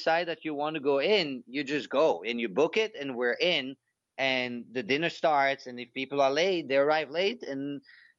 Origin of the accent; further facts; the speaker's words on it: Belgium; moved away; growing up in Belgium